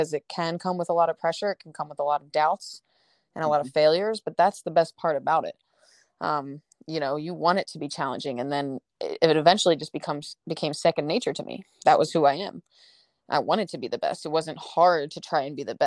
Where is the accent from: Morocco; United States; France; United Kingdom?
United States; Delaware; University of Delaware, which is, great, my home state.